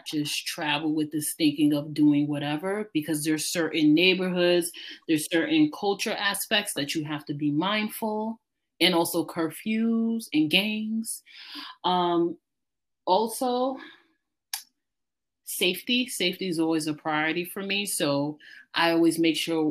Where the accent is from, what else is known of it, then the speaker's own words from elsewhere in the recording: New York, United States; as a New Yorker